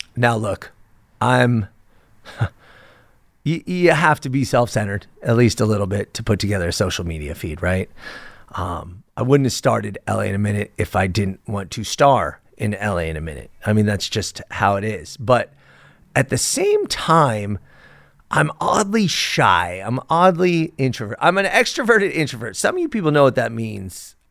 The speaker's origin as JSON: {"language": "English", "town": "Los Angeles", "region": "California", "country": "United States", "tie": "born or raised there", "said": "I was born and raised in Sepulveda. It's now known as North Hills"}